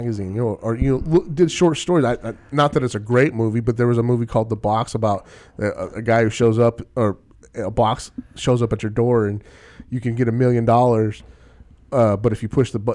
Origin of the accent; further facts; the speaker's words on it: the South, United States; I'm from the South